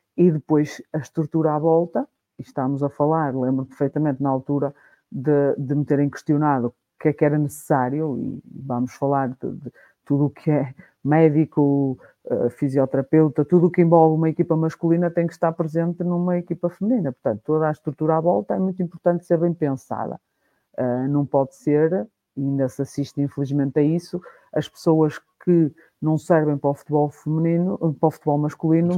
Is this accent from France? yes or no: no; Guimarães, Norte, Portugal; sou de Guimarães